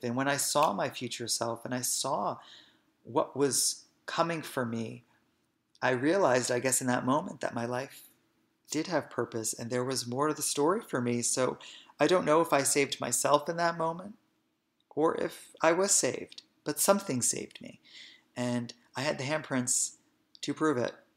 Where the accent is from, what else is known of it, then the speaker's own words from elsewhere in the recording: Hoboken, New Jersey, United States; I was born and raised in Hoboken, New Jersey